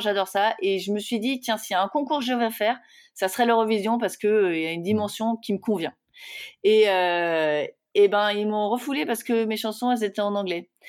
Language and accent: French; France; je suis française